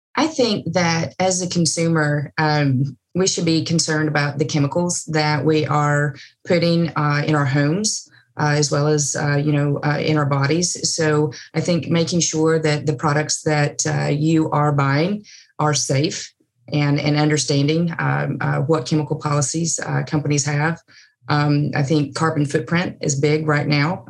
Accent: East Tennessee, United States; moved away; I am from East Tennessee, so I'm in the foothills of the Smoky Mountains

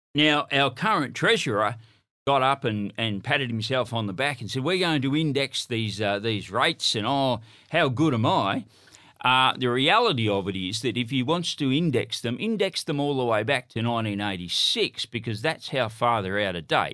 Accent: Broken Hill, New South Wales, Australia; I'm from Broken Hill

